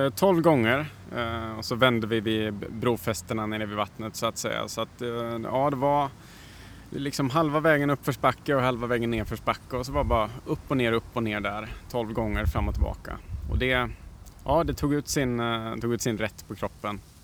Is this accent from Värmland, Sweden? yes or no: yes; Värmland, Sweden; jag kommer från Värmland